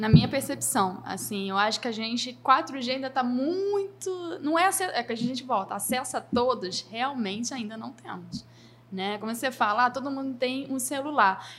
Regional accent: Rio de Janeiro, Brazil; also born or lived in São Paulo / Florianópolis; sou carioca, sou brasileira

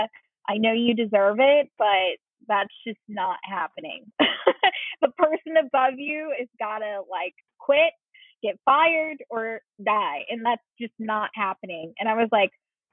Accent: Leominster, Massachusetts, United States; moved away as an adult; also born or lived in Seattle, Washington; I actually grew up in Central Massachusetts, which is Leominster.

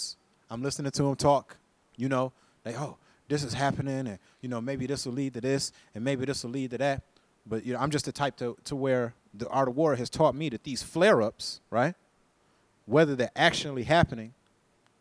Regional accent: Flint, Michigan, United States; I was born in Flint, Michigan

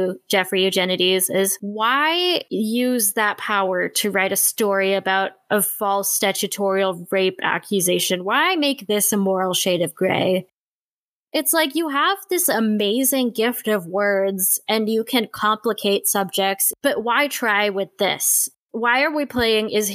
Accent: India; As an Indian woman

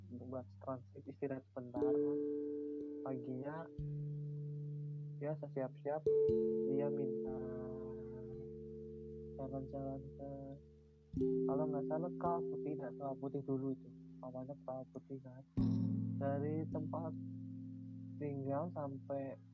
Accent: Bandung, West Java, Indonesia; ya baru ini aku ngajakin pokoknya yuk makan di Kota kotaku gitu

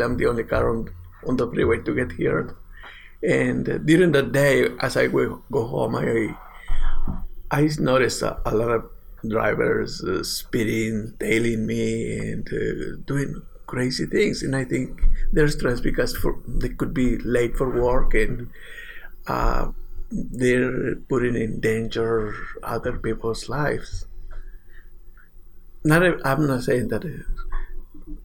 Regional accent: Mexico; moved away; I'm from Mexico

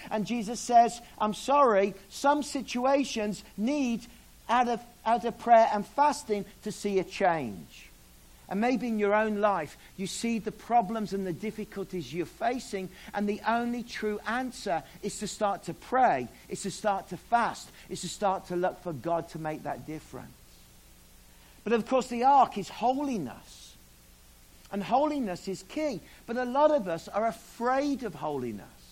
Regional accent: Australia; moved away; I'm Australian.

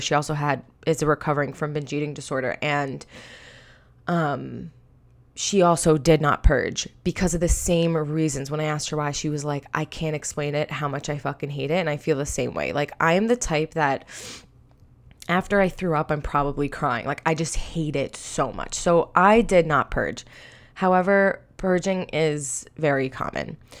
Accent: Long Island, New York, United States; I'm from Long Island, New York

